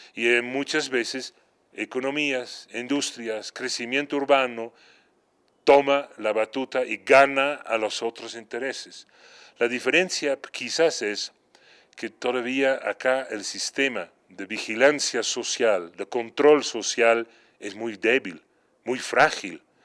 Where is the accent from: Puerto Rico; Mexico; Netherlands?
Netherlands; moved away; en mi país de origen, Holanda, donde nací en un área urbano-rural cercano